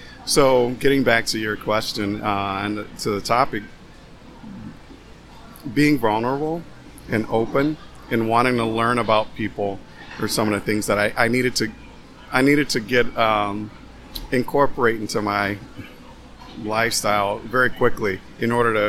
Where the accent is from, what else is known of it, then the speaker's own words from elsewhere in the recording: the South, United States; now in Madison, United States; I came from the South to Madison, Wisconsin, completely different culture, not knowing anyone.